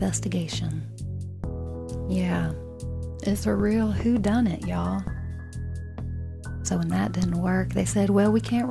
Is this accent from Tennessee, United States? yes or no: yes; Nashville, Tennessee, United States; I was born in Nashville